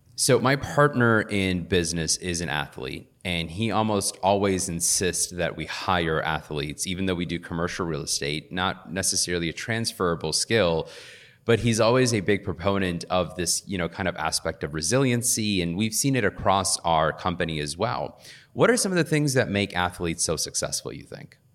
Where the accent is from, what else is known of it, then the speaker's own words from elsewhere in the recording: Riverdale, Georgia, United States; moved away; also born or lived in Fayetteville, Georgia; I grew up in Riverdale, Georgia.